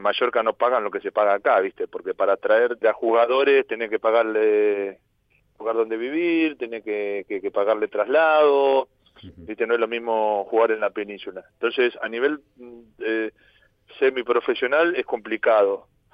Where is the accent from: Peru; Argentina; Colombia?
Argentina; moved away as an adult; now in Ibiza, Spain; yo soy argentino